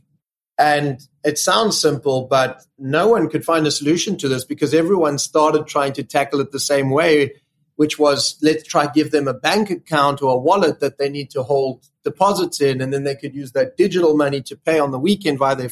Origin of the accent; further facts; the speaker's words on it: South Africa; moved away as an adult; now in London, United Kingdom; I grew up in South Africa.